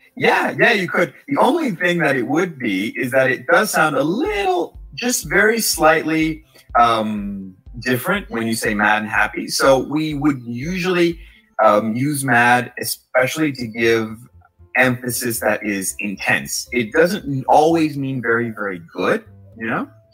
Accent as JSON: {"language": "English", "region": "New York", "country": "United States", "said": "So I'm from New York, and something that's very common that we say is mad as a form of emphasis"}